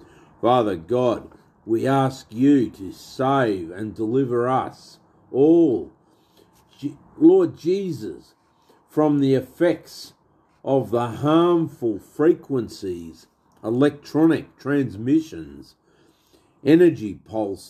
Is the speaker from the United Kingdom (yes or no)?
no; Australia; I'm an Aussie